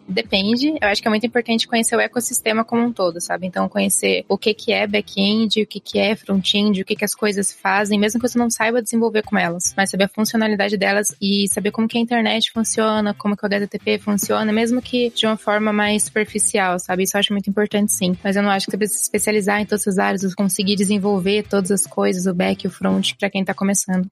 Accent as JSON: {"language": "Portuguese", "town": "Sorocaba", "region": "São Paulo", "country": "Brazil", "said": "eu sou de Sorocaba"}